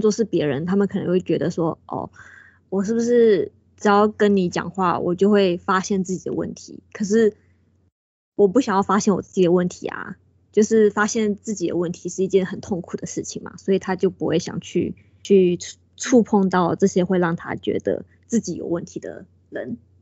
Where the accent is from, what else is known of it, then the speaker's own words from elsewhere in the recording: Taiwan; 我们台湾人，我们就是讲中文的